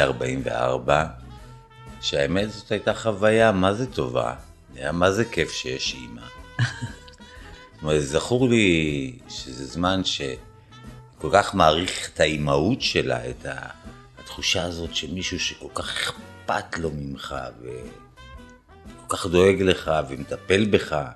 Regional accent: Israel; moved away; אני מישראל, אה, יהודי

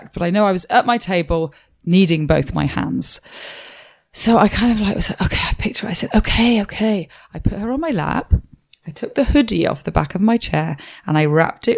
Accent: Wales, United Kingdom; I'm from Wales.

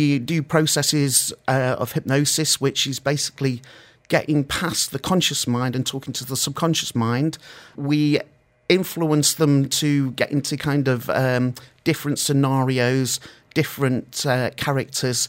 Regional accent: Stretford, North West England, United Kingdom; now in Ras Al Khaimah, United Arab Emirates; I'm from Stretford, real Manchester

